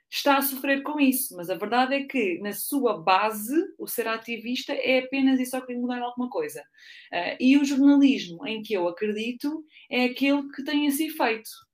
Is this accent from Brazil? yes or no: no; Ourém, Centro, Portugal; moved away as an adult; also born or lived in Lisbon; eu sou de Ourém, que é ali no centro, ou perto de Fátima